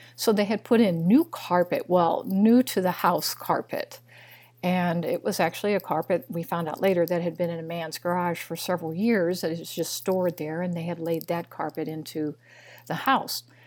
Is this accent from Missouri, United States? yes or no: yes; Missouri, United States; moved away; also born or lived in Illinois; I was raised in Missouri. I'm just a little girl from Missouri